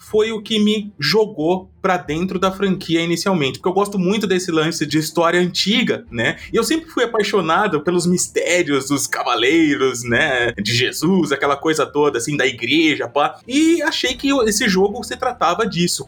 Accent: Cabreúva, São Paulo, Brazil; eu já não tava mais ali na minha cidade natal, né, Cabreúva

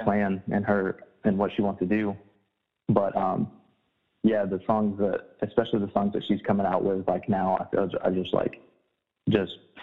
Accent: Alabama, United States; also born or lived in West Virginia / Huntsville, Alabama; I was born and raised in Alabama

